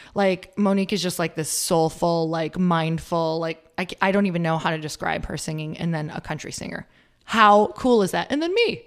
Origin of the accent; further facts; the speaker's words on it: Upper Michigan, United States; moved away; I'm from Upper Michigan, um, which is totally the North Woods.